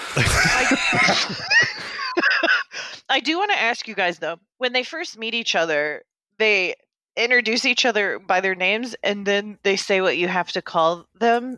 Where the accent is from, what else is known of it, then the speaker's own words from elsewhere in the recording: Bethany, Missouri, United States; I grew up in Bethany, Missouri